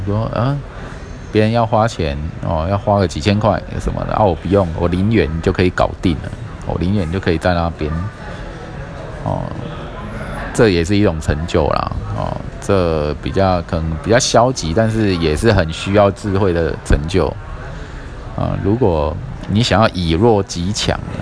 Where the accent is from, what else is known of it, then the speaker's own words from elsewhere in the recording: Kaohsiung, Taiwan; 因为我小时候就在这个新乐街的旅馆跑跑跳跳嘛，哈，那时候还很小，然后后来我跑去住新兴区这样，一直住到现在